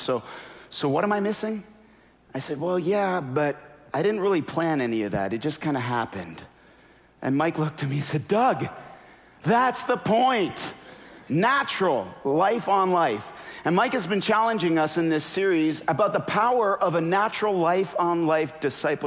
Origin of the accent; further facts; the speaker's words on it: Canada; moved away; also born or lived in Minnesota; I'm Canadian.